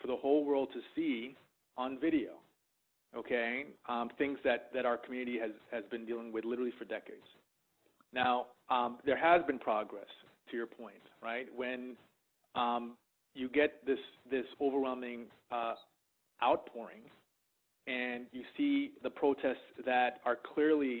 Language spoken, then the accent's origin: English; Boston, Massachusetts, United States; as a young black man growing up in Boston